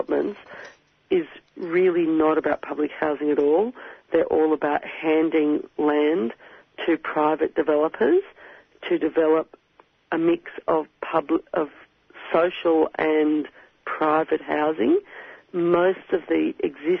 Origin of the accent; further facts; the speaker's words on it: Queensland, Australia; moved away; I come from Queensland originally